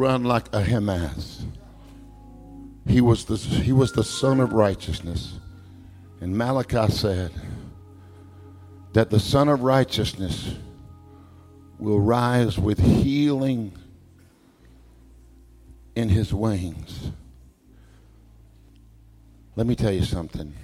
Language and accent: English; United States; I'm American.